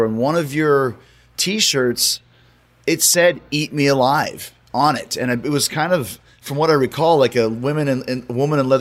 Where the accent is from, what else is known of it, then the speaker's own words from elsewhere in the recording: Winnipeg, Manitoba, Canada; I'm from Winnipeg, Canada